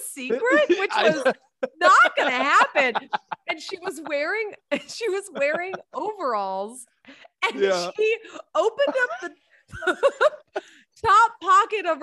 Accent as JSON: {"language": "English", "town": "Boston", "region": "Massachusetts", "country": "United States", "said": "I'm from Boston"}